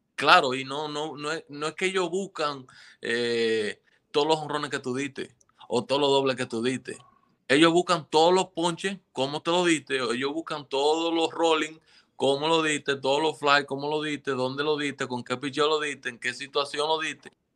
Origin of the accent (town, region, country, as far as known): Dominican Republic